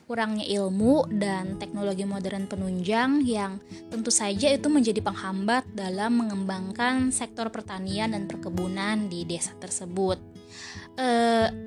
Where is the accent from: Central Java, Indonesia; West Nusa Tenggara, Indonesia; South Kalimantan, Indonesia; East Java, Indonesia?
South Kalimantan, Indonesia; Sungai Danau; saya mengambil studi kasus di desa saya sendiri, yaitu Desa Sungai Danau, Kecamatan Satui, Kabupaten Tanah Bumbu